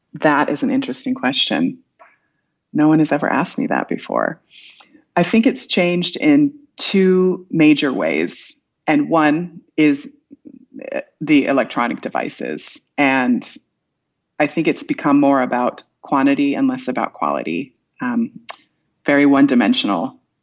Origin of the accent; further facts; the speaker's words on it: Iowa, United States; moved away; I'm from Iowa originally